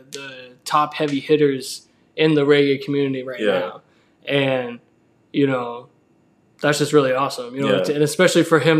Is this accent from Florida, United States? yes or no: yes; Tampa, Florida, United States; I was born and raised here in the Tampa Bay area.